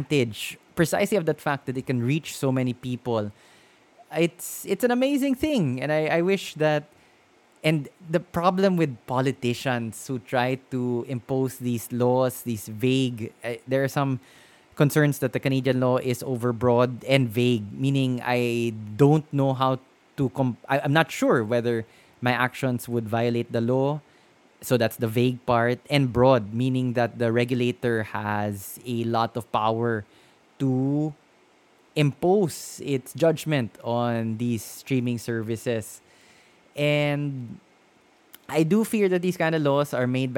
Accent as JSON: {"language": "English", "country": "Philippines", "tie": "born or raised there", "said": "I've lived in the Philippines all my life"}